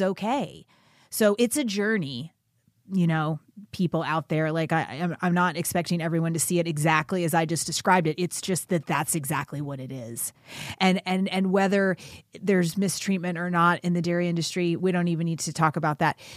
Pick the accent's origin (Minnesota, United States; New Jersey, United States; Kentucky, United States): Kentucky, United States; I grew up in, in the South. I grew up in Kentucky